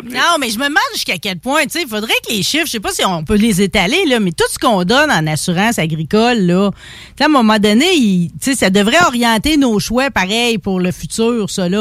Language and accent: French; Saint-Antoine-de-Pontbriand, Quebec, Canada; je viens de Saint-Antoine-de-Pontbriand, mon père a travaillé à Mine nationale